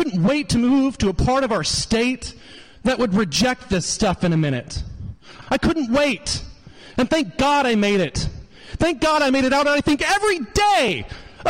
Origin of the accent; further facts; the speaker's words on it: Hickory County, Missouri, United States; I grew up in Hickory County, Missouri.